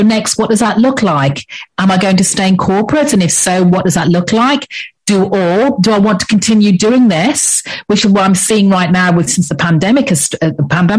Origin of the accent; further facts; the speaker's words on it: England, United Kingdom; accent: English; moved away as an adult; now in Antigua, Antigua and Barbuda; As you can probably tell by my accent, I'm English, so I'm English born, but I've lived in the Caribbean for the past 10 years.